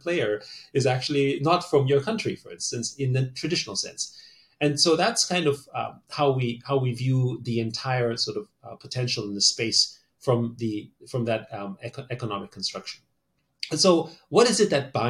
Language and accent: English; Austria; moved away; I grew up in Austria, so, you know, am I Austrian? Or, you know, I'm ethnically Chinese